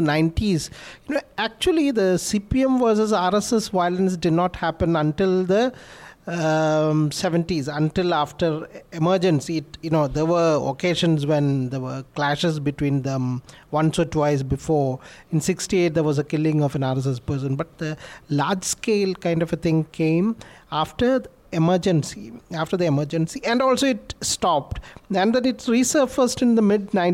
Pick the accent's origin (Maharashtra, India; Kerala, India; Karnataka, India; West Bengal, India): Kerala, India; Kannur; I'm from Kannur